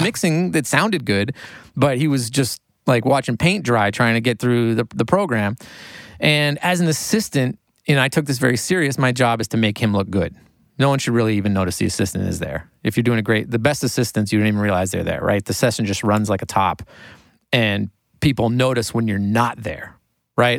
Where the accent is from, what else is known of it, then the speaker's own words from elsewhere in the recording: Maine, United States; moved away as an adult; also born or lived in New York City; I grew up in Maine and I was from a small town